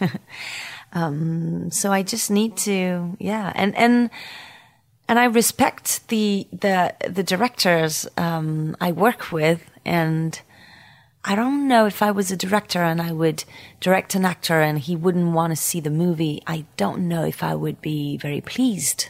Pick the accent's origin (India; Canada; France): France; Paris, Île-de-France; accent: French Parisian; English is a second language; my French Parisian accent.